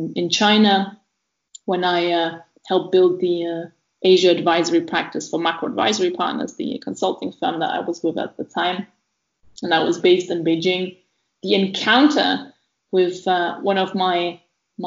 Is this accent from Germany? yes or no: yes; East Germany, Germany; moved away; also born or lived in Oxford; I grew up in East Germany of a family of a German dad and a Belarusian mother